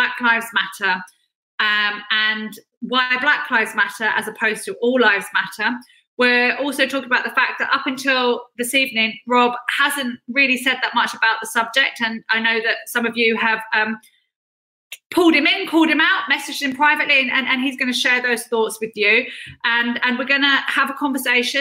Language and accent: English; California, United States; I grew up in California